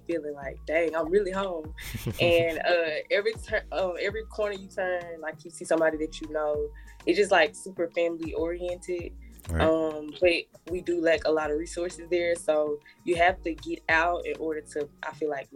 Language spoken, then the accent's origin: English; Moultrie, Georgia, United States; Born and raised in the 9, aka Moultrie, Georgia